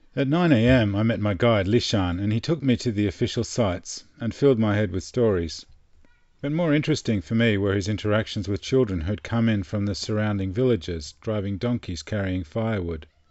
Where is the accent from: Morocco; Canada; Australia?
Australia; I'm from Australia